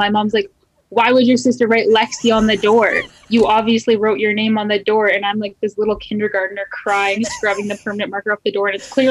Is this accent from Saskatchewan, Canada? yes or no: yes; Regina, Saskatchewan, Canada; I grew up in the inner city of Regina, kind of like the rougher neighborhood with like the rougher friend group and not having a lot of food in the fridge and stuff like that.